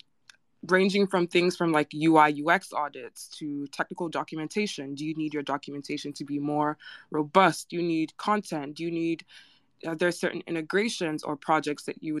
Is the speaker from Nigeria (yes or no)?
yes; Nigeria; I'm Nigerian